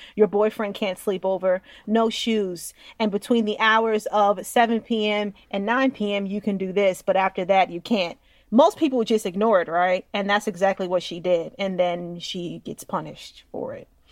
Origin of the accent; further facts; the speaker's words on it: Westchester, New York, United States; I'm from Westchester, guys, and Westchester's fancy